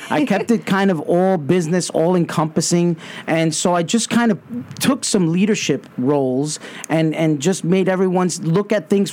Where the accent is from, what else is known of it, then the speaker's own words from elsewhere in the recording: New York City, New York, United States; growing up in Brooklyn, going to public schools